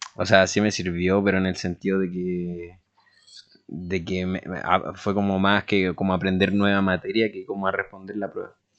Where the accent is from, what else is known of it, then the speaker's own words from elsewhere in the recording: Chile; como en chileno